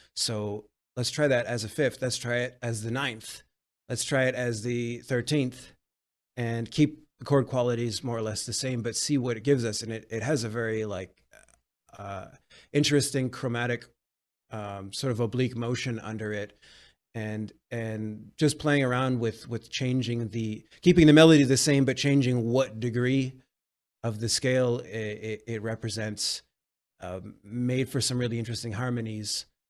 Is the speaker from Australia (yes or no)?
no; Vancouver, British Columbia, Canada; now in Montreal, Canada; I come from Vancouver, British Columbia, Canada. Um, I currently live in Montreal, Quebec